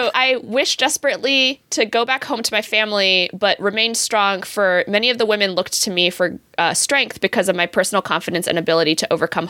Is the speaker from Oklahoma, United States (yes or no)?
no; Michigan, United States; My Michigander butt.